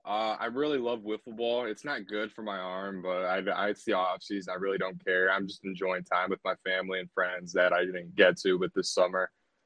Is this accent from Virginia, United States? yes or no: no; Granger, Indiana, United States; born or raised there